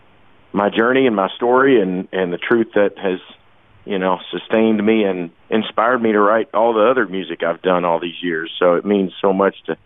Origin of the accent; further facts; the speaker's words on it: Kentucky, United States; first sounds I remember as a little boy growing up in Kentucky